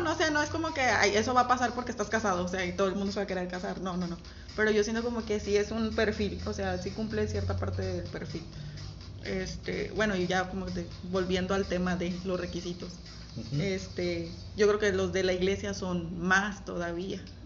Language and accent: Spanish; Camargo, Mexico; moved away; de donde yo vengo, como es algo muy pequeño